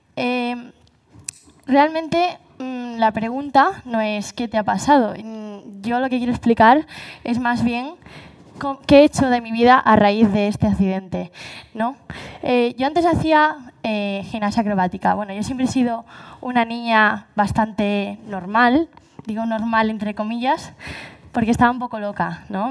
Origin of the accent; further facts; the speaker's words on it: Galicia, Spain; Así somos los gallegos